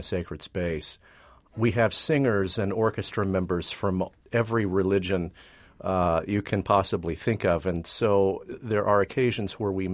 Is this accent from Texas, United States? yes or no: yes; Texas, United States; moved away as an adult; now in New York area, United States; I grew up in Texas in the evangelical tradition